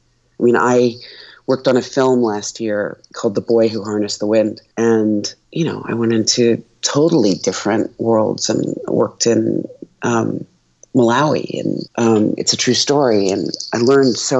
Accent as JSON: {"language": "English", "town": "Philadelphia", "region": "Pennsylvania", "country": "United States", "tie": "born or raised there", "said": "I grew up in Philly"}